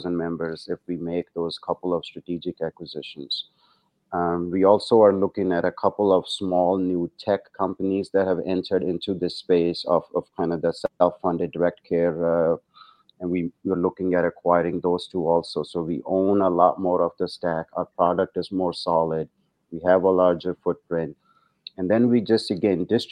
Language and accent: English; India; moved away as an adult; also born or lived in New Zealand / England; now in United States; I grew up in India, actually. Medical school was in India, but I did my residency and fellowship here in the States